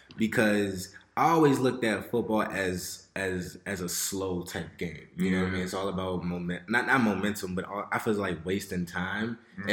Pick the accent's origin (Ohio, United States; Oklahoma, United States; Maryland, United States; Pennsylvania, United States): Maryland, United States; Fort Washington; I grew up in Fort Washington.